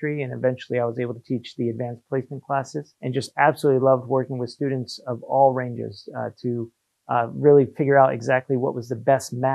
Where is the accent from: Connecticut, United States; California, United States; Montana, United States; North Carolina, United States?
North Carolina, United States; moved away as an adult; also born or lived in New Jersey / Shanghai, China / Paris, France; now in Hong Kong; when we moved to North Carolina, I was about 8 years old. So I did most of my schooling through there as well.